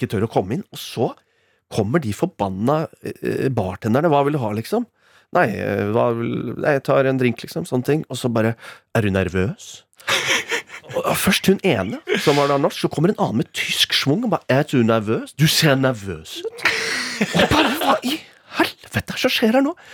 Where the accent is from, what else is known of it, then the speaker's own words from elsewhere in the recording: Rakkestad, Østfold, Norway; i Rakstad, min hjemby